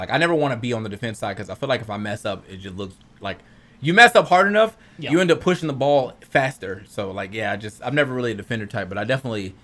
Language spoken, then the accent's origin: English; United States; as an American